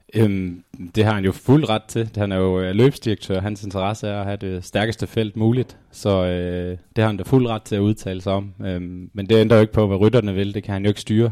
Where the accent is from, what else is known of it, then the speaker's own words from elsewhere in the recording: Denmark; som dansker